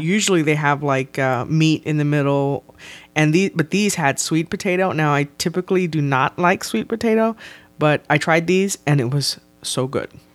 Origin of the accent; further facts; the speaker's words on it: South Texas, United States; I am from South Texas